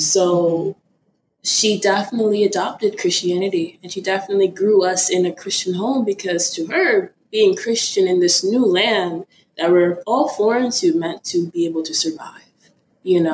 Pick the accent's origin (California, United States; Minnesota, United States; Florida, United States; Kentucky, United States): Florida, United States; also born or lived in Ibadan, Nigeria; I am Nigerian. I was born in Nigeria in Ibadan City. I immigrated to a small little town in Florida when I was around four years old